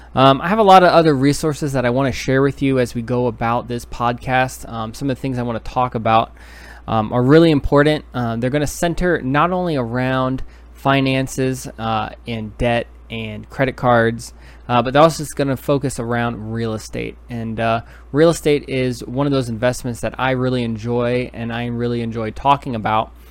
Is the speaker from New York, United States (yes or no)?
yes; New York City, New York, United States; moved away; originally I'm from New York City.